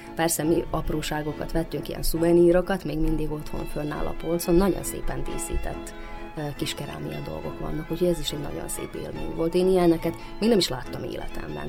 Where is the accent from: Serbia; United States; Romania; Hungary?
Serbia; Banat, Vojvodina; én a Bánátban nőttem föl